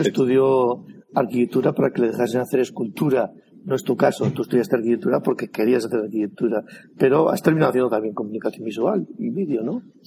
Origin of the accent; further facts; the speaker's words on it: La Rioja, Spain; dos riojanos